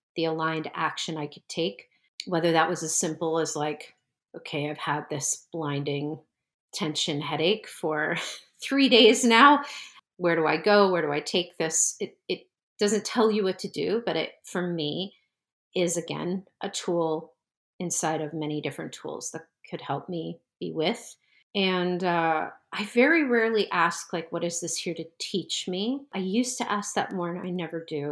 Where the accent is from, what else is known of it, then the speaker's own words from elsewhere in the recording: New Jersey, United States; moved away as an adult; also born or lived in Brooklyn, New York; I needed to move away from the area 'cause I grew up in New Jersey